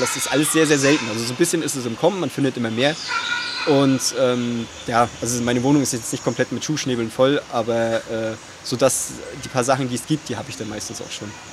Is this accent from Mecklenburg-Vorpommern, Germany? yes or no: yes; Rostock, Mecklenburg-Vorpommern, Germany; moved away; also born or lived in Leipzig; ich komme ursprünglich aus Rostock